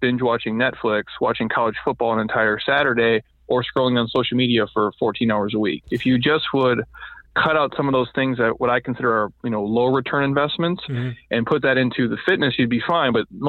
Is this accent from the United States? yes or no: yes; Midwest, United States; I grew up in the Midwest, and you graduate and you're kind of in that stage of like you're not sure, what to do.